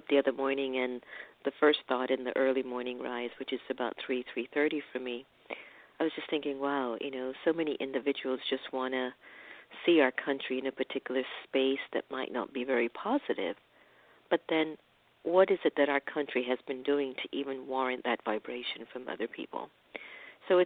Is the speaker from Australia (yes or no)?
no; Jamaica; my hometown, Jamaica, and maybe I think Kingston or Spanish Town.